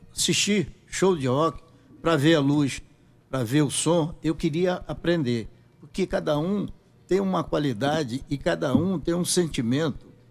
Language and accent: Portuguese; Guarabira, Paraíba, Brazil; moved away; also born or lived in Rio de Janeiro; Eu sou da cidade de Guarabira, brejo